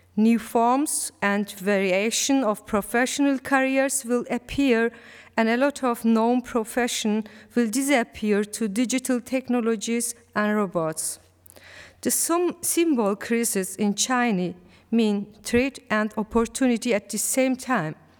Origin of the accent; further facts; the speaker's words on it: Malatya, Turkey; English is a second language; moved away; my heart is also in Malatya, in my hometown.